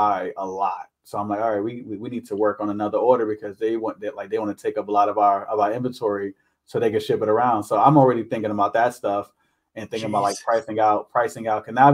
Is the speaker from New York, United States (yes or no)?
yes; New York, United States; now in Maryland, United States; I'm from New York, right? I live up in New York